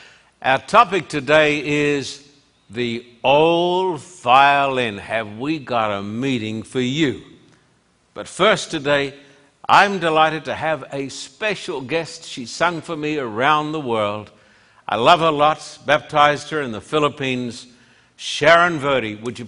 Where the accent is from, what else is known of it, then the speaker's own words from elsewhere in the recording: Australia; Many, many years ago, when I was growing up in Australia, I met a man from the Solomon Islands.